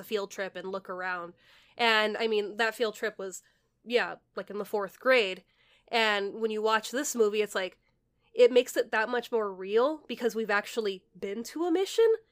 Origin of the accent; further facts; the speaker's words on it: California, United States; we're from California